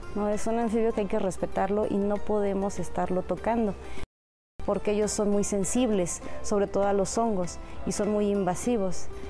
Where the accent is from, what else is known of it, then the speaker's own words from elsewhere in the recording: Mexico City, Mexico; Yo soy nativa de aquí de Xochimilco